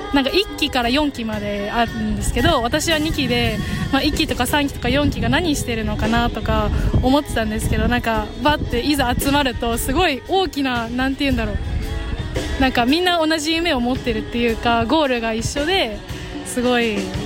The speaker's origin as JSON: {"language": "Japanese", "town": "Okazaki", "region": "Aichi", "country": "Japan", "tie": "born or raised there", "said": "この地元岡崎で"}